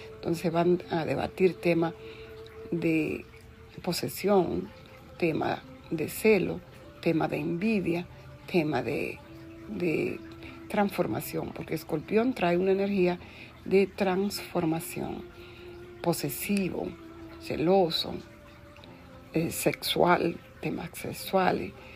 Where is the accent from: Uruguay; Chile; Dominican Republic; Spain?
Dominican Republic; yo nací en la República Dominicana un 4 de octubre